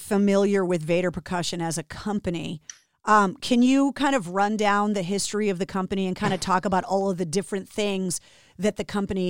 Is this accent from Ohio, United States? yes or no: no; Massachusetts, United States; And because I was born and raised in Massachusetts, I think there's a lot of people that are surprised how many instruments and how many different companies are kind of centered around the Northeast